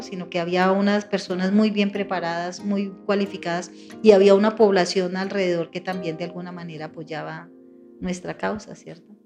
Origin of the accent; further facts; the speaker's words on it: Bogotá, Colombia; also born or lived in Tolima; soy hija de padres inmigrantes, campesinos vinieron a, Bogotá, desplazados más por la, lo que uno llama la violencia estructural socioeconómica, o sea, en el campo no había mayores posibilidades. Y mi papi se vino a Bogotá con mi madre. Yo estaba muy, muy niña, tenía por ahí dos años